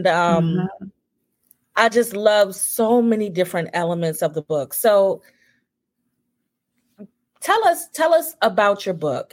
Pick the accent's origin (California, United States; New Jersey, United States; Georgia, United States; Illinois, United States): New Jersey, United States; now in Texas, United States; I'm from New Jersey.